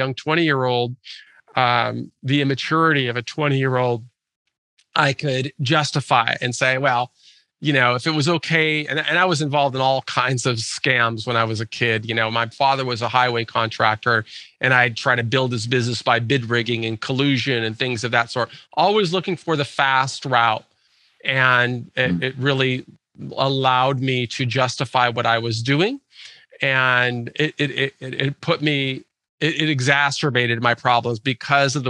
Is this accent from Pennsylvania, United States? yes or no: no; Lake Forest Park, Washington, United States; I grew up in Lake Forest Park, which is a suburb of North Seattle